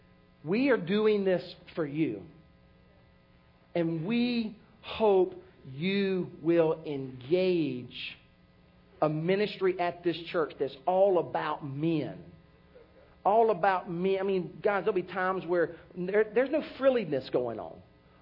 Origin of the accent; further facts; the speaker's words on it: Oklahoma, United States; Yeah, I grew up in Oklahoma.